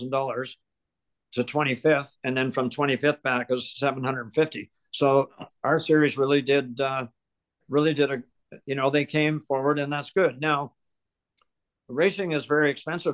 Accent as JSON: {"language": "English", "region": "Ontario", "country": "Canada", "tie": "born or raised there", "also_born_or_lived": "Truro, Nova Scotia", "said": "I was born in Truro. And then my family left here in 1950 to go to Ontario. My dad became a welder, very successful welder. So we moved to Ontario. And then I grew up in Ontario, went to school in Ontario"}